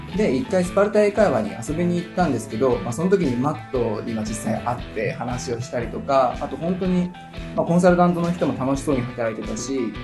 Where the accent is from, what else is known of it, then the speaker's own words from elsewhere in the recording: Nagano, Japan; 出身は長野県です。